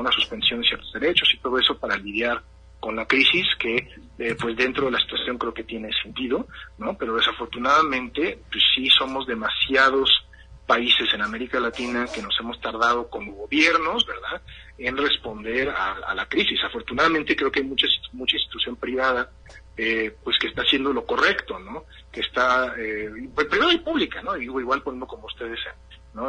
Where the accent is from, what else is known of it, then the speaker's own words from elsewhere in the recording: interior of the United States, Midwest, United States; es de donde yo soy, ¿no? Donde están mis abuelos de 91 años, están en Wisconsin